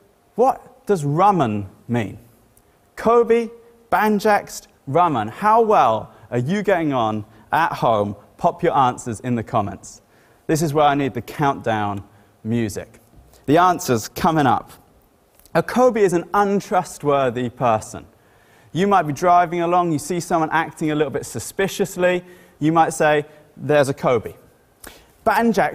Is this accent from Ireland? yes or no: yes; Ireland; first language English; also born or lived in Great Wilbraham, Cambridgeshire, England; now in Bury St Edmunds, United Kingdom; I grew up in Ireland, so I'd picked up some Irishisms as I was growing up.